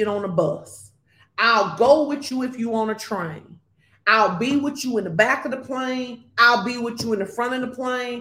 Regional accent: Fordyce, Arkansas, United States; moved away; I grew up in Fordyce, Arkansas

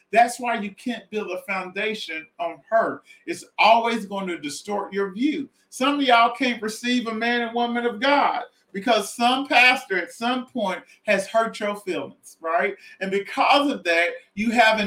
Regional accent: Southwest Arkansas, United States; I'm from Southwest Arkansas

